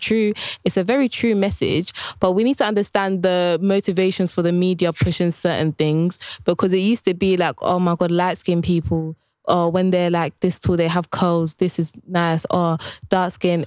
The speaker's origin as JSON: {"language": "English", "area": "Essex", "region": "East of England", "country": "United Kingdom", "tie": "born or raised there", "said": "growing up in Essex, when I was young"}